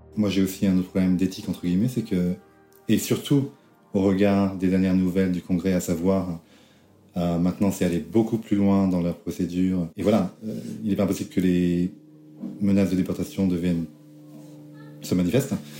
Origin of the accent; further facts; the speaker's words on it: France; moved away as an adult; now in United States; je suis français, j'aime la France.